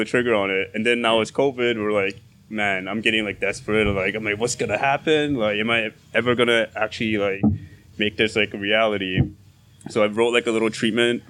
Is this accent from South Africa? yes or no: no; South Korea; now in Toronto, Canada; I'm Korean. I'm from Korea